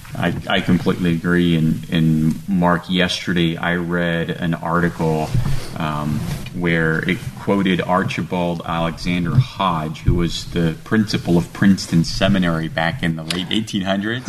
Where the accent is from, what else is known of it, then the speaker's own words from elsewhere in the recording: Romania; now in United States; I come from Romania